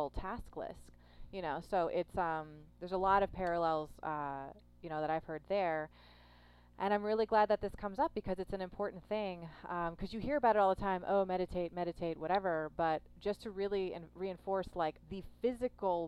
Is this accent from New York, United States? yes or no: yes; New York, United States; I'm a New Yorker